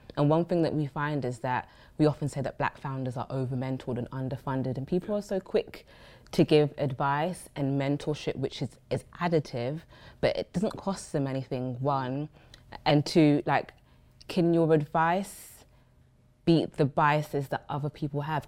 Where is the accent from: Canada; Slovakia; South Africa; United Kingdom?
United Kingdom; London; we grew up born and raised in Brixton